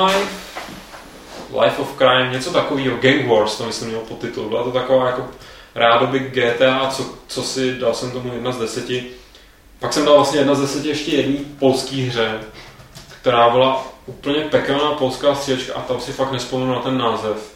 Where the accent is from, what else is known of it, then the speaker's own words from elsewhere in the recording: Prague, Czechia; jsem Pražák